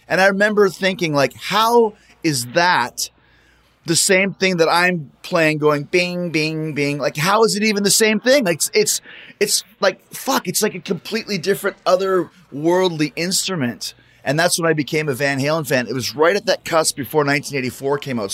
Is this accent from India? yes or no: no; Winnipeg, Manitoba, Canada; I grew up in Winnipeg